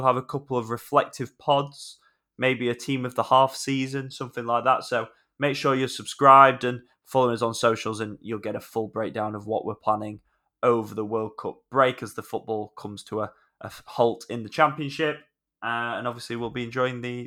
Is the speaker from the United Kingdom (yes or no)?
yes; Yorkshire and the Humber, United Kingdom; I'm from Yorkshire.